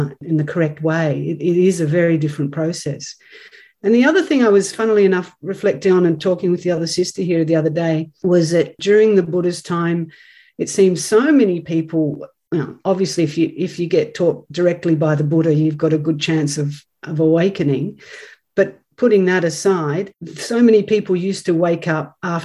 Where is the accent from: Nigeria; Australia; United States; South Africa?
Australia; as an Australian native